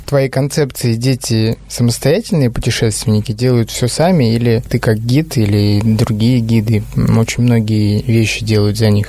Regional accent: Chukotka Autonomous Okrug, Russia; Я рос на Чукотке

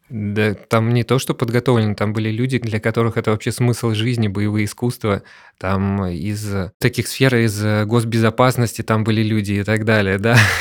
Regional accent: Saint Petersburg, Russia; у нас в Санкт-Петербурге

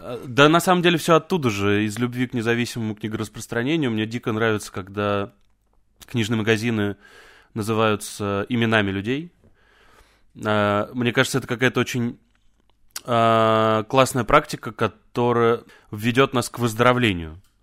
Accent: Volzhsky, Volgograd Oblast, Russia; moved away as an adult; also born or lived in Saint Petersburg; now in Moscow, Russia; я из Волжского, это под Волгоградом.

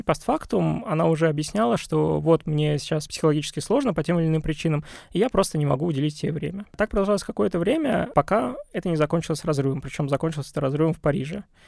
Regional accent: Russia; я русский, я россиянин

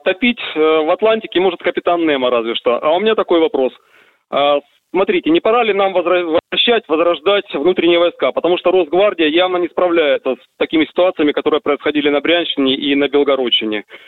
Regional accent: Samotsvet, Sverdlovsk Oblast, Russia; now in Moscow, Russia; на моей малой родине привезли э, Алапаевский район, станция «Самоцвет» Свердловская область

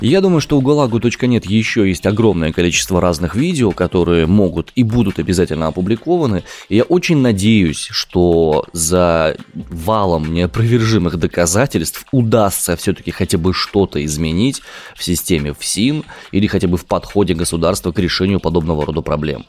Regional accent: Omsk, Omsk Oblast, Russia; я родом из Омска.

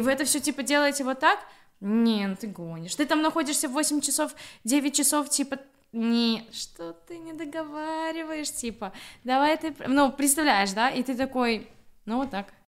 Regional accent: Grodno, Grodno Region, Belarus; moved away as an adult; now in Gdańsk, Poland; я из Беларуси, я из города Гродно, э, живу в Польше, город Гданьск, 5-6 лет

